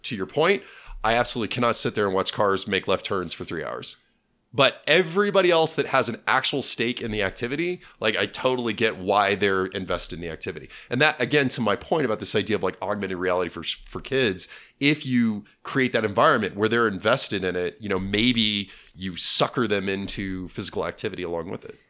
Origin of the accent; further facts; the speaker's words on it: Junction City, Kansas, United States; Town Crier was a locally franchised bookstore that was in my hometown.